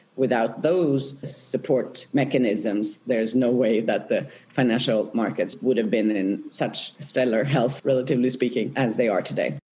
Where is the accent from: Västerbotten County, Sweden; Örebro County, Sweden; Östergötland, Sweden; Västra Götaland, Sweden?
Östergötland, Sweden; Norrköping; moved away as an adult; now in Geneva, Switzerland; I grew up in Sweden in, in a town called Norrköping, south of Stockholm.